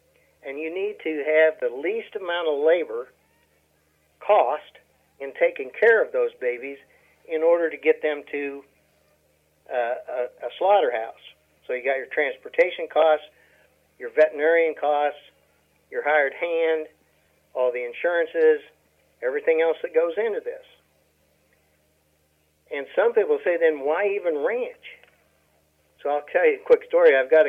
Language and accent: English; Nebraska, United States; now in Oklahoma, United States; I came from Nebraska, where you're looking at 18 to 20 acres per cow-calf unit. I come down to Oklahoma, and they're talking 3 to 4 acres per cow-calf unit.